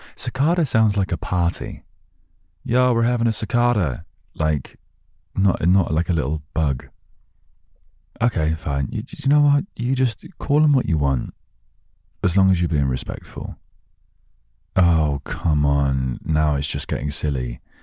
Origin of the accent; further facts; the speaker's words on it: United Kingdom; I'm British